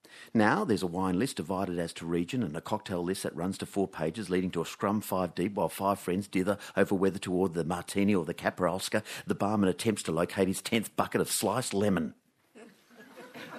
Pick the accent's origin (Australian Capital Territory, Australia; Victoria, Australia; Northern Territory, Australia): Australian Capital Territory, Australia; Canberra; When I was a teenager growing up in Canberra